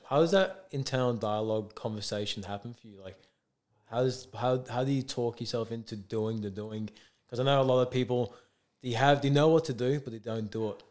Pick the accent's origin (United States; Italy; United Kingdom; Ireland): United Kingdom; England; moved away as an adult; now in Australia; I'm from England